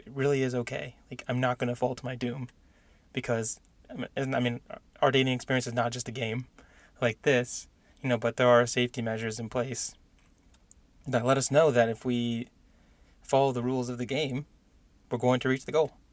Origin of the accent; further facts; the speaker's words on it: San Diego, California, United States; moved away as an adult; now in Indiana, United States; I grew up in San Diego